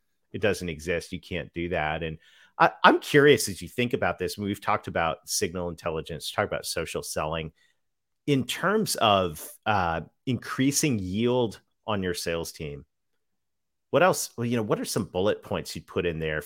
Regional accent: Southwestern Ontario, Canada; my days growing up in Southwestern Ontario in the middle of a bunch of farms

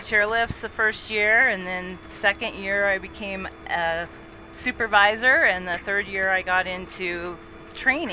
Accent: Dubuque, Iowa, United States; now in Park City, United States; So I grew up in Dubuque, Iowa, which is on the Mississippi River

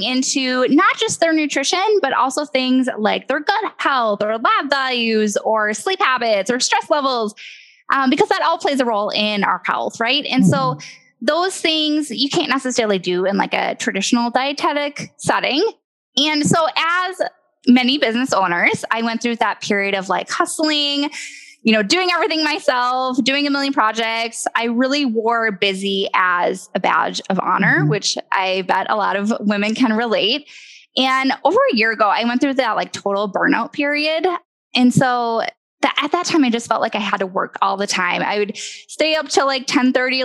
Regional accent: Midwest, United States; I was born and raised in the Midwest

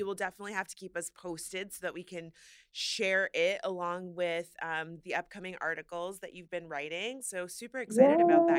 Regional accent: Florida, United States; now in New York, United States; I'm from Florida

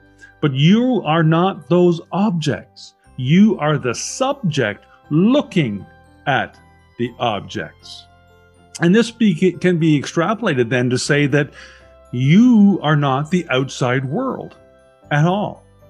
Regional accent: Burnaby, British Columbia, Canada; also born or lived in Vancouver; I was born in 1965 in Vancouver. I lived in Burnaby with my parents until I was 19, and then I went to the University of British Columbia

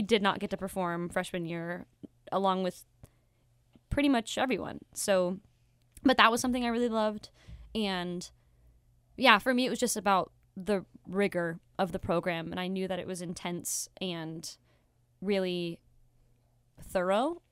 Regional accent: Las Vegas, Nevada, United States; moved away; I am from Las Vegas, Nevada.

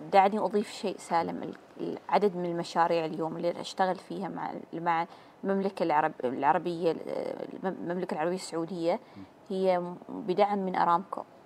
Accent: Oman; نحن كعمانيين

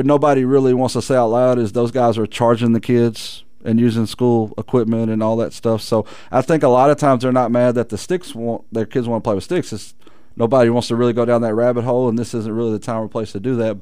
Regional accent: Texarkana, United States; being born and raised in Texarkana

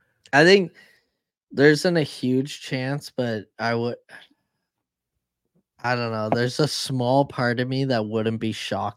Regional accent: Canada; as a Canadian, like I've always cheered for women's Canadian hockey.

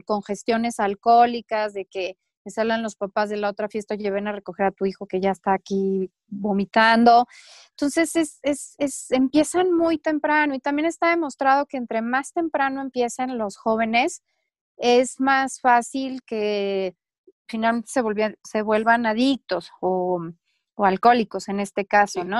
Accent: Mexico

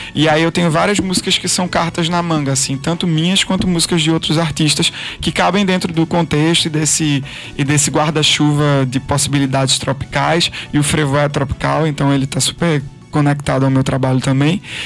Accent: Pernambuco, Brazil; eu sou pernambucano

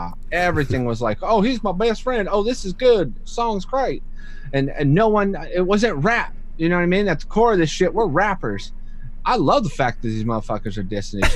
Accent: Florida, United States; also born or lived in Michigan; I've born in Michigan, raised in Florida

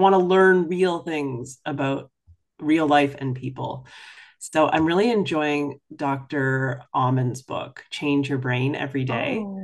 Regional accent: Toronto, Ontario, Canada; also born or lived in Chicago / New York / New Jersey / Florida; now in Tampa, United States; I grew up in Toronto and spent most of my life living in the cold. Toronto, Chicago, New York, New Jersey.

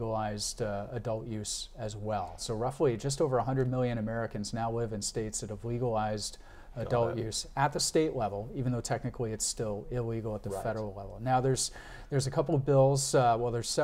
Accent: Canada; As a Canadian

